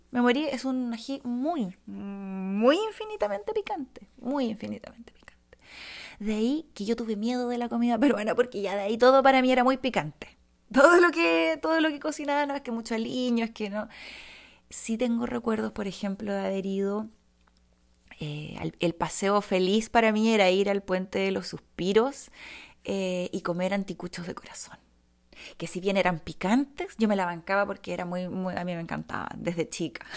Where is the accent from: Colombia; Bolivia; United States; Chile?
Chile; Bulnes, Ñuble; also born or lived in Santiago; Yo me crié, en, yo nací en Santiago, pero me crié los primeros años en Bulnes, octava región